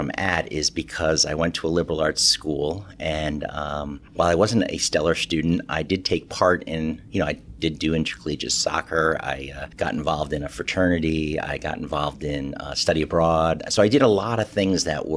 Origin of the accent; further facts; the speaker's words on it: Poughkeepsie, New York, United States; moved away as an adult; also born or lived in Gettysburg, Pennsylvania; now in Connecticut, United States; I grew up in just outside Poughkeepsie, New York